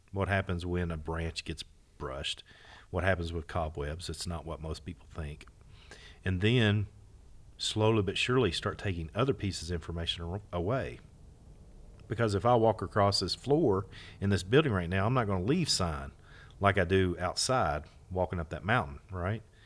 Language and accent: English; Kentucky, United States; history from my home, re-, literally my hometown, my backyard